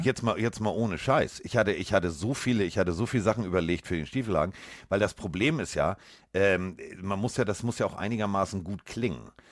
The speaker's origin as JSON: {"language": "German", "region": "Hamburg", "country": "Germany", "said": "ich komme aus Hamburg"}